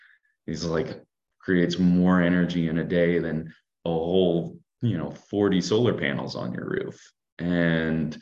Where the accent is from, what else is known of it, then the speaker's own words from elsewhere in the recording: California, United States; growing up in California and working in solar